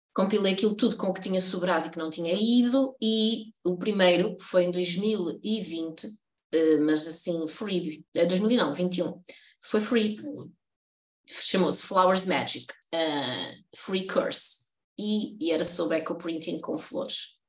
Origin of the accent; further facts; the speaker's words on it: Coimbra, Centro, Portugal; eu sou de Coimbra e a minha infância foi toda passada na Baixa